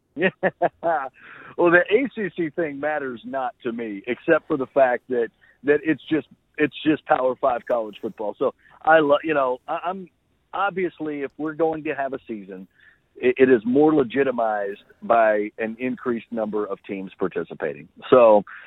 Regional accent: Oklahoma, United States; my home state

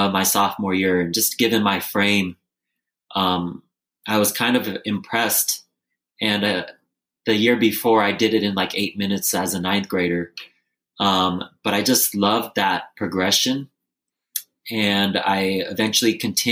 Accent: Bay Area, California, United States; also born or lived in Lancaster, California; But I grew up in the Bay Area

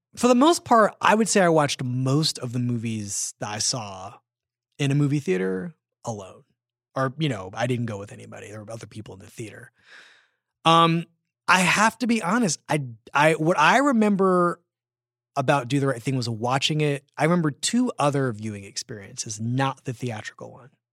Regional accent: Philadelphia, Pennsylvania, United States; I grew up in Philadelphia

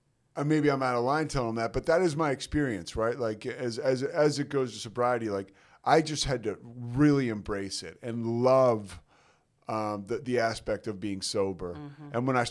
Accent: outside of Philadelphia, southeastern Pennsylvania, United States; I was raised outside of Philadelphia.

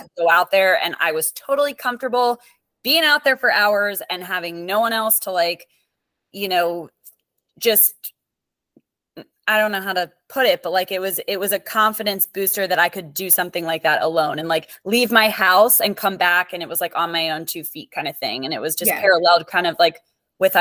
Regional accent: Perry Hall, Maryland, United States; moved away as an adult; also born or lived in Bridgeport, Connecticut; now in Naples, United States; I am originally from Maryland, Perry Hall, Maryland, but I moved to Naples, Florida in 2013

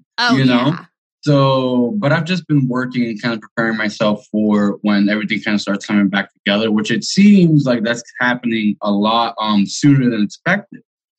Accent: Venezuela; also born or lived in Miami; now in Concord, United States; I'm 28. I'm from Venezuela, right? Okay. I lived in Miami most of my life after moved to Venezuela, but then I moved to Vegas. Now I'm based out of Concord, California.

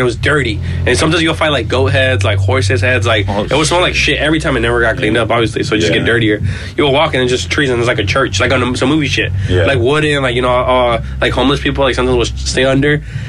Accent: Los Angeles, California, United States; because I feel like growing up like in the US, like no matter, even if I grew up in South Central

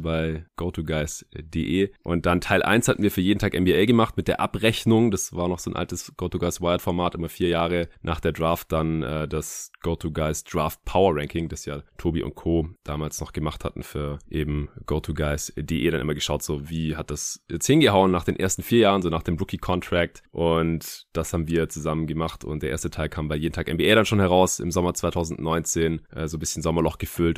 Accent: Stuttgart, Baden-Württemberg, Germany; now in Berlin, Germany; in meiner alten Heimat in Stuttgart

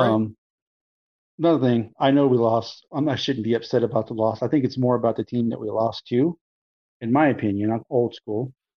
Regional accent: Florida, United States; I grew up in Florida

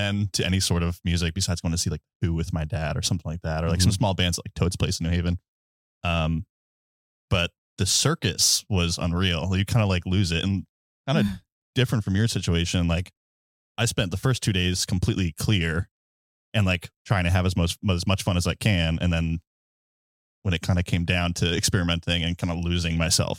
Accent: East Coast, United States; moved away; also born or lived in Pacific Northwest; I'm originally from the East Coast

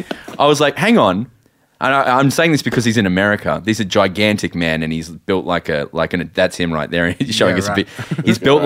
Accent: Adelaide, South Australia, Australia; I moved over to Adelaide in 96

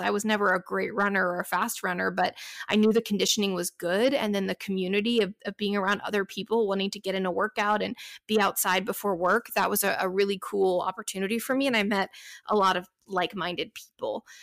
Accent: Dallas, Texas, United States; now in Inland Empire, California, United States; I'm originally from Dallas, Texas

